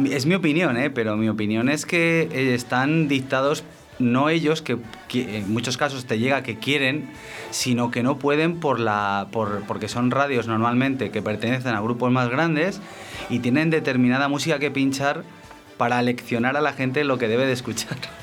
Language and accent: Spanish; Aldea de San Miguel, Castile and León, Spain; mi pueblo, de Aldea San Miguel